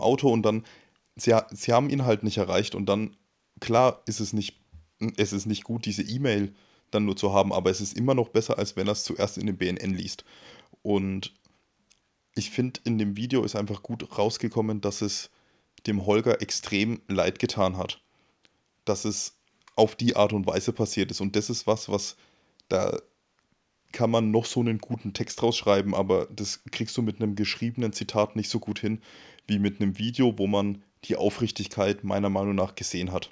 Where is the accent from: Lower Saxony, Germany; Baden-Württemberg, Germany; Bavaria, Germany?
Bavaria, Germany; Coburg; moved away; also born or lived in Nuremberg / Munich; Ich komme ursprünglich auch aus dem Frankenland. Also ich komme aus Coburg, das ist der nördlichste Zipfel von Bayern, von Franken.